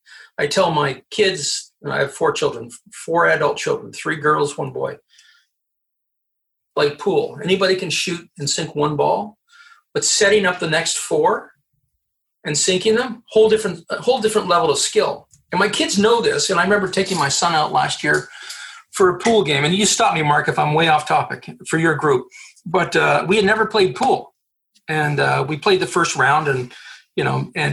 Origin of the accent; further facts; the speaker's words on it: Quebec City, Quebec, Canada; also born or lived in Montreal / Gatineau; I was born in Quebec City, lived in Montreal, and now live on the Quebec side of Ottawa.